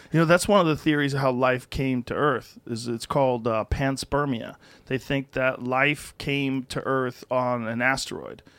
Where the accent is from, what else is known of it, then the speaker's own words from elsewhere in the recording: Massachusetts, United States; moved away as an adult; now in Texas, United States; I grew up in the cold. I grew up in Massachusetts.